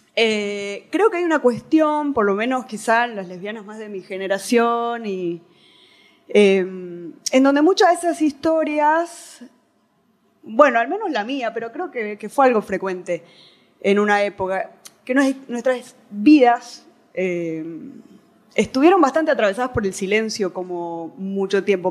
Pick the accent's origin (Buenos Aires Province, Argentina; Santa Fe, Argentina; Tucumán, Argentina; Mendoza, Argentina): Tucumán, Argentina; soy tucumana